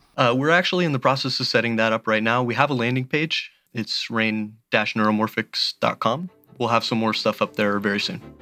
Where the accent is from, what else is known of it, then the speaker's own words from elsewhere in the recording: Belleview, Florida, United States; I grew up in a small town called Bellevue, Florida. It's about an hour south of Gainesville.